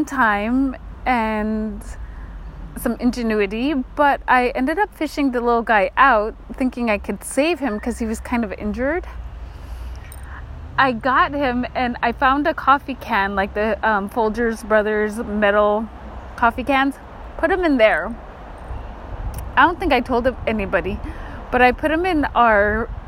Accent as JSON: {"language": "English", "town": "Kotzebue", "region": "Alaska", "country": "United States", "tie": "born or raised there", "moved": "yes", "said": "I grew up in Kotzebue, right? Well, Kotzebue is on the ocean front"}